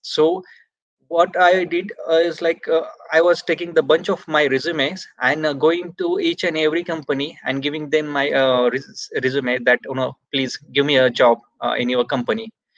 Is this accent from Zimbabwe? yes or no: no; India; Like my hometown is 250 kilometers away from Pune.